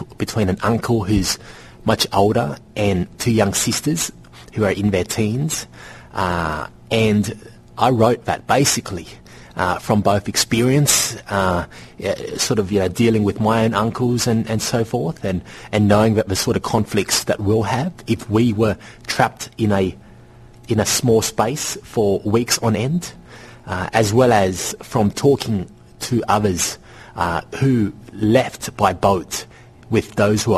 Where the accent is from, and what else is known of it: Sydney, New South Wales, Australia; born or raised there; first language Vietnamese; English is a second language; also born or lived in Vietnam